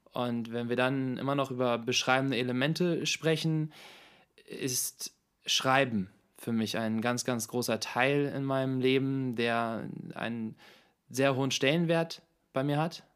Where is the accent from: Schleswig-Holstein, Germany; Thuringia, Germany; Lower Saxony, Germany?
Lower Saxony, Germany; Hanover; Geboren und aufgewachsen in Hannover